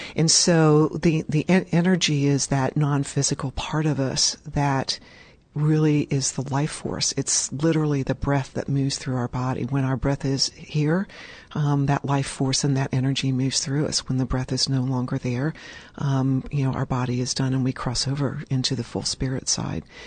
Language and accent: English; Richmond, Indiana, United States; I was in first grade at St. Mary's School in Richmond, Indiana